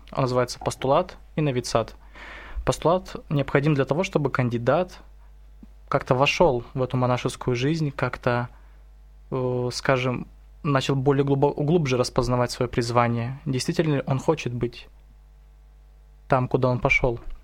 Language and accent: Russian; Irkutsk, Irkutsk Oblast, Russia; я из Иркутска